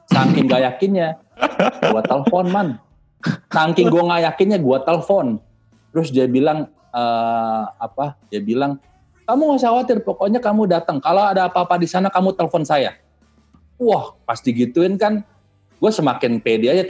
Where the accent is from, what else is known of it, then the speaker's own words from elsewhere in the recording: Indonesia; saya dari Indonesia